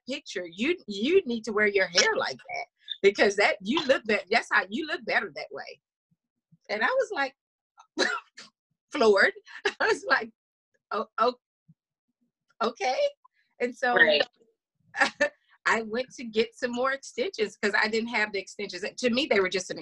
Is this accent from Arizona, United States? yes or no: no; Louisiana, United States; I was born in Louisiana